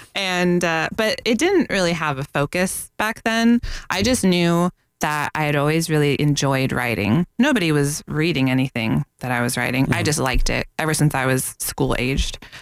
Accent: Northeast, United States; now in Florida, United States; I am from the Northeast

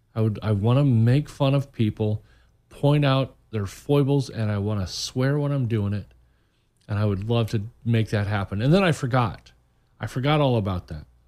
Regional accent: Muncie, Indiana, United States; moved away as an adult; now in Orlando, United States; I grew up in Muncie, Indiana

